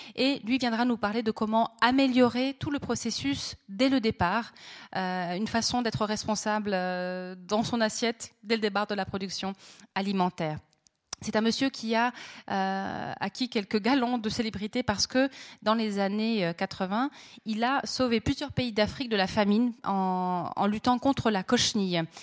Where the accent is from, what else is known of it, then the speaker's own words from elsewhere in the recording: Monthey, Valais, Switzerland; j'ai grandi à Monté